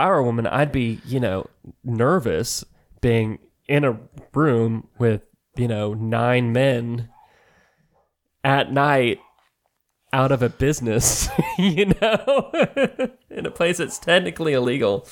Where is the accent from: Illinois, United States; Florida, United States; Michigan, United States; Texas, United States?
Texas, United States; Allen; moved away; when I li-, lived there